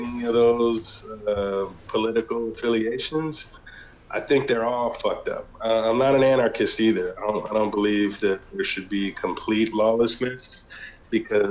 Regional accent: Los Angeles, California, United States; moved away as an adult; now in Central America; I'm a black man, and I grew up in Los Angeles

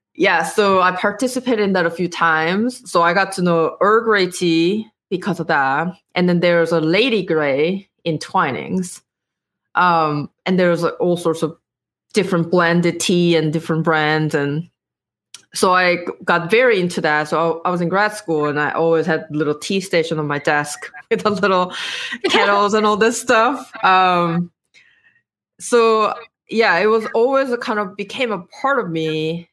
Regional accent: South Korea; English is a second language; moved away as an adult; I was born and raised in Korea

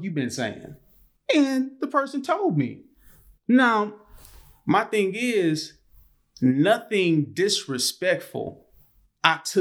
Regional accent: Gulfport, Mississippi, United States; I'm from Gulfport

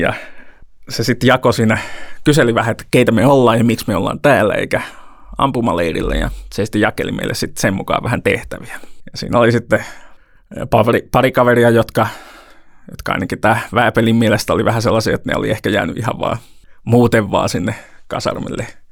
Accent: Toivakka, Central Finland, Finland; mä oon mennyt seurakunnan päiväkerhoon Toivakassa, mistä mä oon kotosin

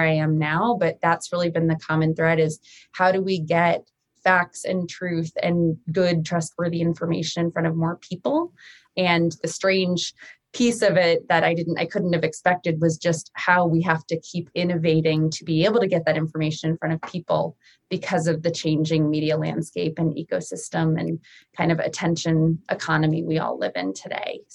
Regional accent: Rhode Island, United States; moved away as an adult; also born or lived in Washington, District of Columbia, United States / Chicago; I got very lucky to get a job for my home state senator, Jack Reed. I'm from Rhode Island

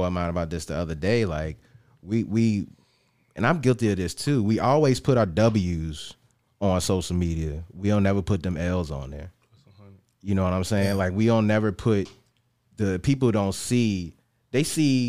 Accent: New Kent, Virginia, United States; I'm originally from New Kent

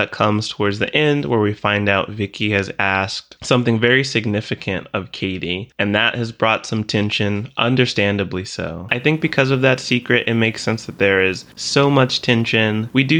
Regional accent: the South, United States; I had someone recently ask me why I didn't have a Southern accent.

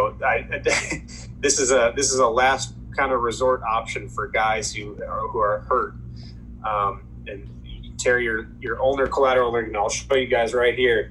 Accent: Chicago, Illinois, United States; I'm from Chicago. So growing up, everything Cubs was all it was for me

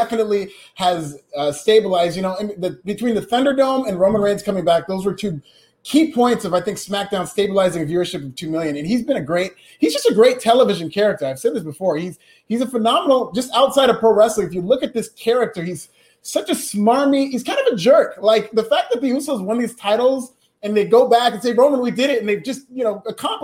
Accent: Chico, California, United States; born or raised there; now in Los Angeles, United States

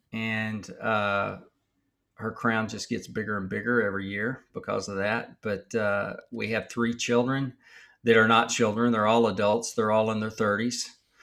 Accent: Texas, United States; I grew up in Texas

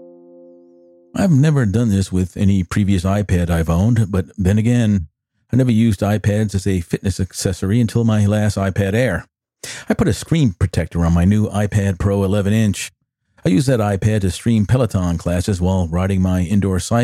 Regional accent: New York City, New York, United States; As a child, growing up in the Bronx, New York

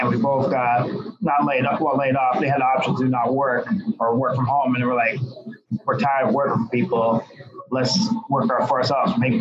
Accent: Milford, New Hampshire, United States; I'm from Milford. I grew up here in Milford

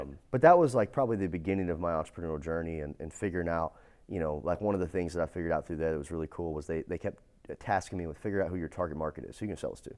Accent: Hemphill, Texas, United States; I grew up in a, a little town in East Texas. It's called Hemp Hill.

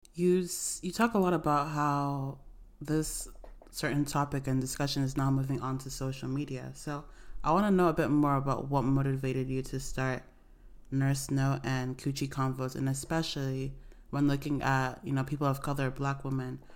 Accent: Nigeria; also born or lived in Canton, Ohio, United States; I was born in America, but I grew up in Nigeria

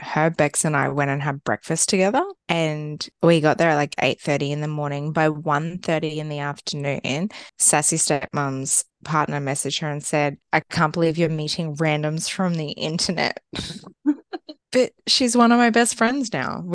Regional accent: Australia; I'm like, Australia

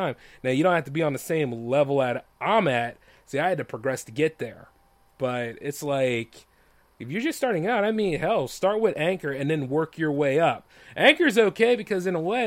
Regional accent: Delaware, United States; I am from Delaware

